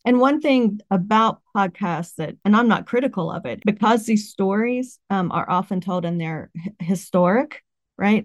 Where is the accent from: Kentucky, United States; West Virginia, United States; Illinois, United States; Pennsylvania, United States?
West Virginia, United States; I grew up in West Virginia